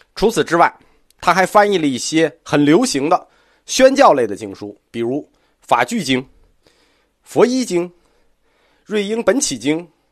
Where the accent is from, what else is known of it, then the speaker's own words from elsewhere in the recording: China; 我们中国人